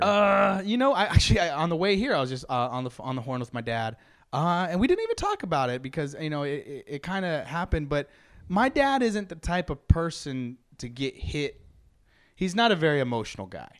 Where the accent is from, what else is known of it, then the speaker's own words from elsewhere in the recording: Bay City, Texas, United States; we grew up in Bay City, an hour south of Houston